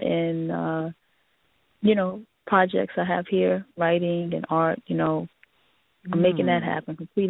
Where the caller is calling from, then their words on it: New York, United States; New York.